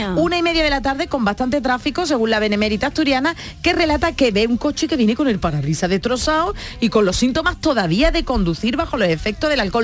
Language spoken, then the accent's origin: Spanish; San Fernando, Andalusia, Spain; also born or lived in Cádiz; nos fuimos a San Fernando